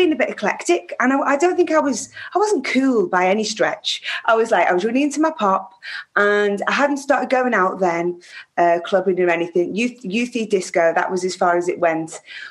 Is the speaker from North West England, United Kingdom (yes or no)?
yes; Prescot, North West England, United Kingdom; born there; I was born in Whiston Hospital, which is in Prescott, which is just outside Liverpool.